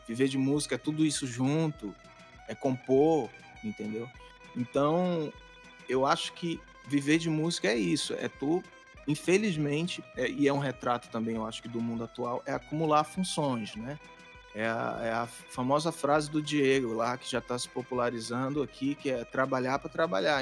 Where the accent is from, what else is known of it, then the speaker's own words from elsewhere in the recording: Castanhal, Pará, Brazil; moved away as an adult; now in Belém, Brazil; eu sou de Castanhal, né? Que é uma cidade que fica alguns quilômetros de Belém